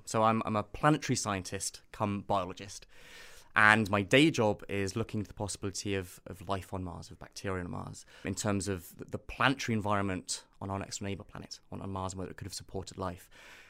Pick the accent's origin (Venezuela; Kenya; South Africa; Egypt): Kenya; Nairobi; So I grew up in East Africa. So in a sense, my own childhood in kind of school in Nairobi is very similar to our own childhood as a species.